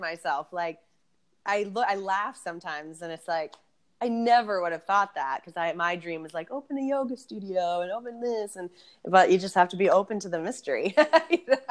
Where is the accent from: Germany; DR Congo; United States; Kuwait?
United States; Boston, Massachusetts; I'm from Boston